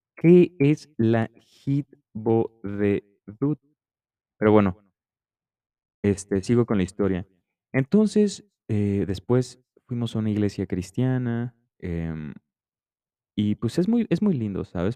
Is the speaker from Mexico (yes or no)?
yes; Mexico; yo crecí en México